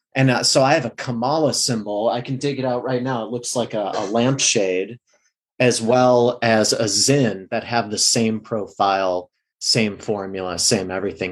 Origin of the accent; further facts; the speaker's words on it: Midwest, United States; now in Los Angeles, United States; I'm from the Midwest in LA now.